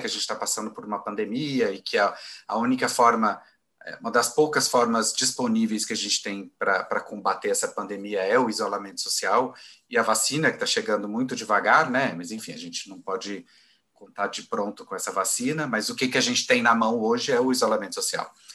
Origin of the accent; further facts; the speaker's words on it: Goiânia, Goiás, Brazil; moved away as an adult; now in São Paulo, Brazil; sou de Goiânia, né? E cheguei em São Paulo em 2003.